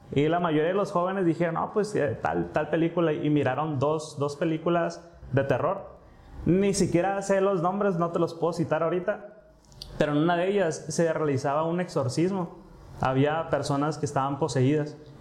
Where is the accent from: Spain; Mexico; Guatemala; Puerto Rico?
Mexico; como mexicanos sabemos